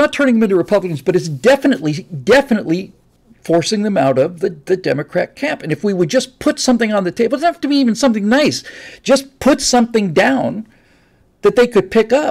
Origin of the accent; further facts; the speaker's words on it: Florida, United States; now in California, United States; I grew up in Florida